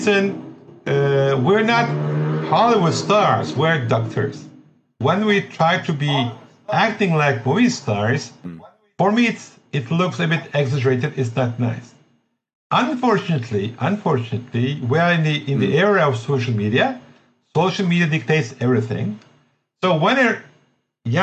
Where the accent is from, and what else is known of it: Turkey; English is a second language